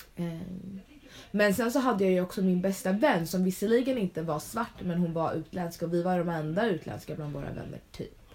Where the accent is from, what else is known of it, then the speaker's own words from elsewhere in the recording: Sweden; presenterar jag mig väl som svensk